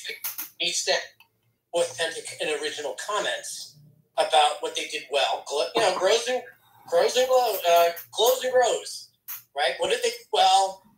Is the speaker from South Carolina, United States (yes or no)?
no; Long Island, New York, United States; I'm born and raised on Long Island